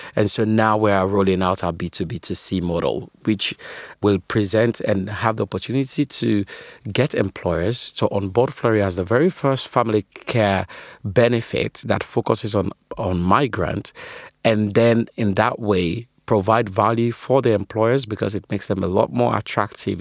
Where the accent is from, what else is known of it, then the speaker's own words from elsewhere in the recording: Sierra Leone; now in United Kingdom; I'm originally from Sierra Leone, currently, uh, based out in the U K.